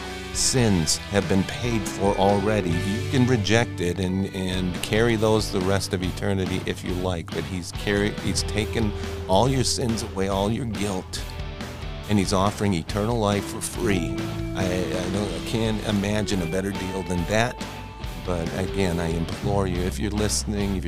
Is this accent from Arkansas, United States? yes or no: no; Wisconsin, United States; I was born and raised in Wisconsin